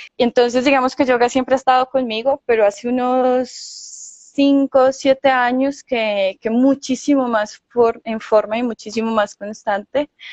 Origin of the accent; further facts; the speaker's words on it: Manizales, Caldas, Colombia; yo soy de acá de Manizales